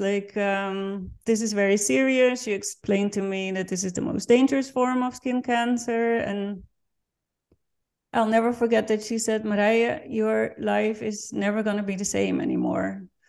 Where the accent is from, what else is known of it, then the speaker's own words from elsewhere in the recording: Netherlands; English is a second language; now in Vienna, Austria; I'm born and raised in the Netherlands, and I'm currently living in Vienna